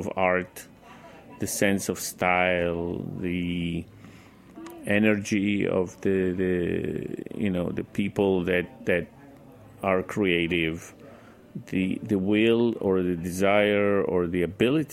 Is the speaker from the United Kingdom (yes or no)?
no; Jerusalem, Jerusalem District, Israel; moved away as an adult; also born or lived in Transylvania, Romania / Milan, Italy / New York City, United States; I grew up in Israel. I lived there most of my life.